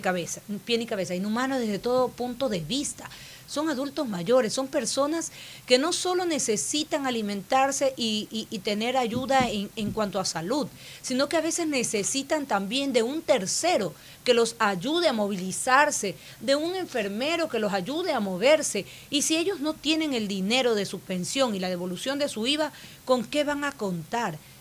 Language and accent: Spanish; Ecuador; Soy una ecuatoriana que sabe trabajar